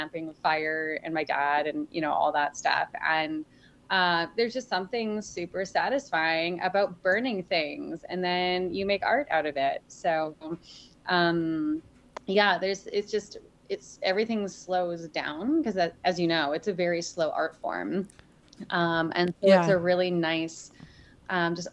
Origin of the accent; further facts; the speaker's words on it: Vancouver Island, British Columbia, Canada; I've lived here since I was, well, on the west coast since I was born, but on the island since I was five